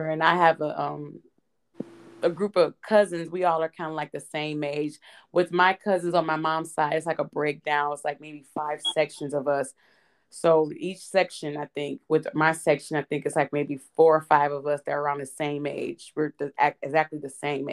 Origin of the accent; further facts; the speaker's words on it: Detroit, Michigan, United States; also born or lived in Los Angeles; growing up in Detroit